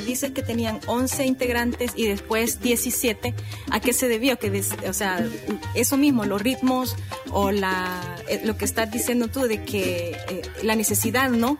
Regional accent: El Salvador; moved away; yo tenía muchísimo tiempo de no estar acá y me he sentido rara, o sea, es mi país

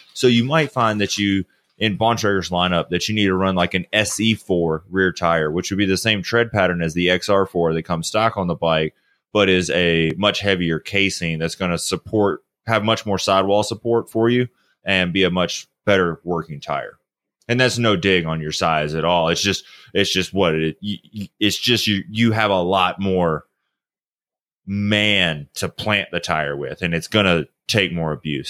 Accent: the South, United States; I'm from the South

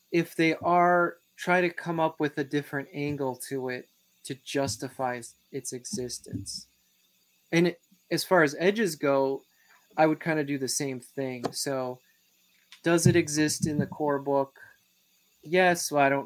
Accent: Wisconsin, United States; I'm from Wisconsin

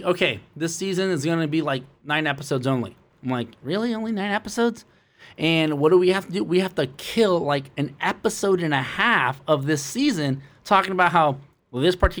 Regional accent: Los Angeles, California, United States; I went to both public and private schools in the L.A. district.

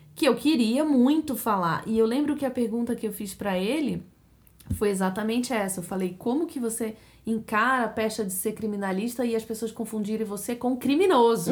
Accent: Brazil; now in United States; A gente é brasileira, a gente trouxe a nossa hábito cultural e, e culinário pra cá

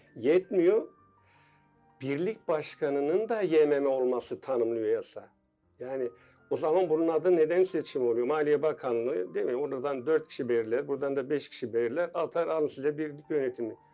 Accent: Tunceli Province, Turkey; also born or lived in Ümraniye, Istanbul; now in Istanbul, Turkey; 1965 Tunceli doğumluyum.

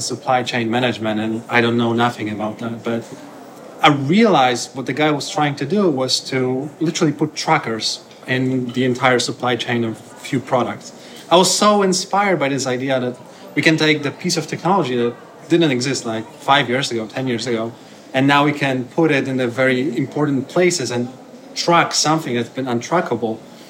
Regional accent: Poland; now in Barcelona, Spain; I'm originally from Poland, living in Barcelona.

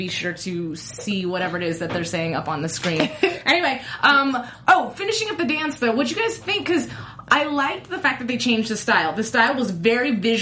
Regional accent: Las Vegas, Nevada, United States; I'm from Vegas

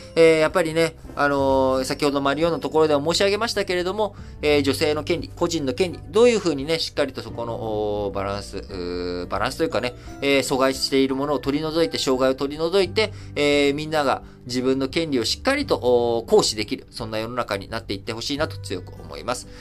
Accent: Japan; also born or lived in Thailand; 生まれも育ちも日本

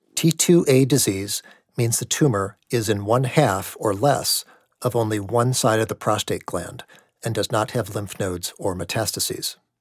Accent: outside of Milwaukee, Wisconsin, United States; moved away; I grew up outside of Milwaukee

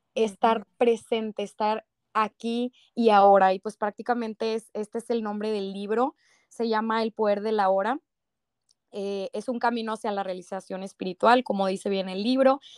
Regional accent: Monterrey, Nuevo León, Mexico; buen regio

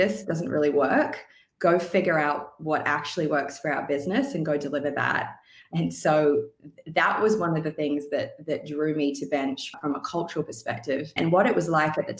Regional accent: Sunshine Coast, Queensland, Australia; moved away as an adult; also born or lived in Vancouver, Canada; move back to Australia, where the climate, not all of Australia, but where I grew up on the Sunshine Coast, is pretty temperate all year.

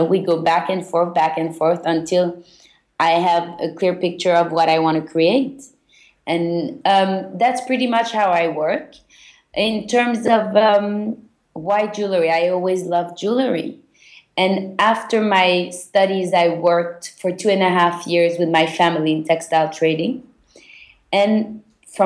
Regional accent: Belgium; moved away; also born or lived in London; I was born and raised in Belgium. I'm originally Turkish Jewish

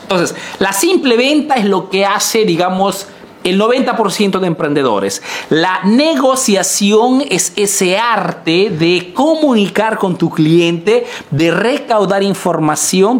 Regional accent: Peru; now in Italy; soy un emprendedor peruano que vive y hace en Italia

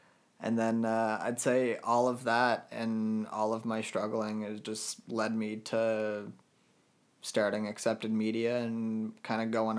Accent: Halifax, Nova Scotia, Canada; I actually grew up here, but like my dad's military, so we kind of moved around a lot, but wound up here and spent most of our lives here. So here, like I call Halifax home.

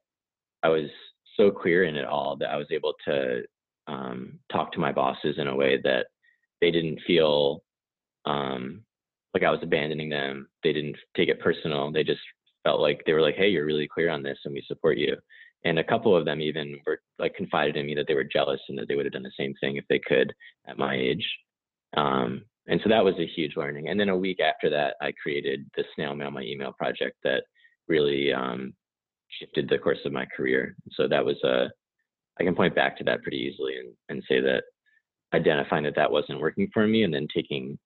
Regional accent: New York, United States; I'm from New York, and the community I grew up in was my parents are a little hippie leaning

